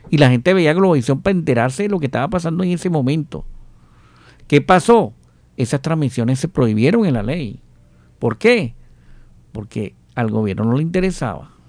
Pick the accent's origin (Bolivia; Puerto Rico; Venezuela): Venezuela; moved away as an adult; now in Colombia